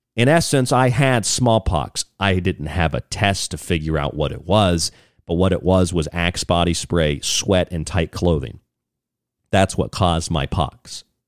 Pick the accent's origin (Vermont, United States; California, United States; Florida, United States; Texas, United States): Florida, United States; when I was a kid, I grew up in Florida